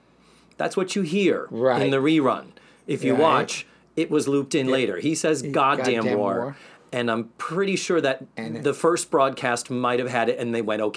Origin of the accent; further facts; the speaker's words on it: Massachusetts, United States; now in Florida, United States; being from Massachusetts, where we say GD like it is the word the.